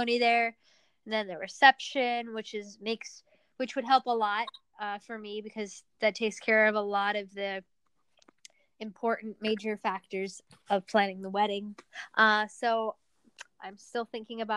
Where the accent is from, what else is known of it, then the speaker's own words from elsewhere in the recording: Northern Virginia, United States; also born or lived in Pavlodar, Kazakhstan; where we grew up in Northern Virginia